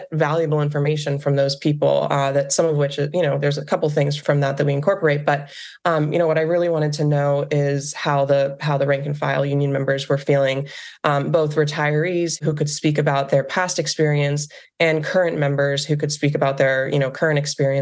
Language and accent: English; Western Pennsylvania, United States; growing up in Western Pennsylvania